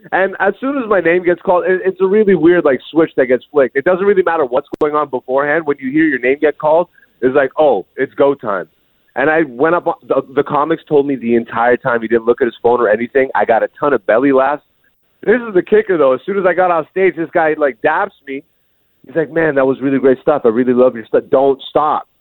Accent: Greece; moved away; also born or lived in Ethiopia (ancestry) / Hamilton, Canada; I was born in Greece, but I am Ethiopian. Both my parents are Ethiopian

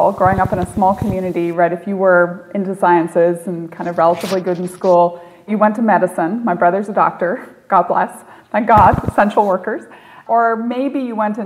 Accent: Northern Ireland, United Kingdom; moved away as an adult; also born or lived in Stanford; I grew up in Northern Ireland. I grew up right on the border between the North and the South during the Troubles

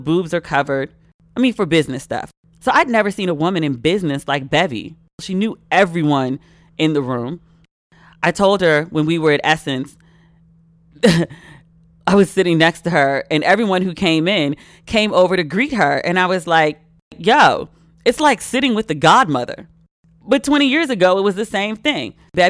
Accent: Maryland, United States; accent: Maryland; Like I went to New York and the first thing I did was try to get rid of my Merlin accent. I go to the carry out, not the curry out.

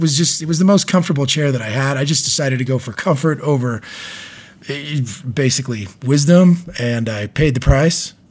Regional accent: California, United States; being a Californian, and a Californian teacher

